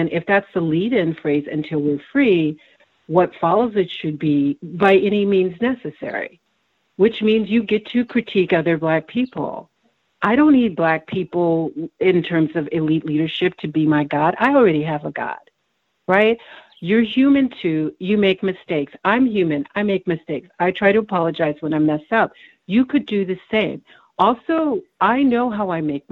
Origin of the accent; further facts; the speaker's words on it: Texas, United States; also born or lived in Germany; I grew up in Texas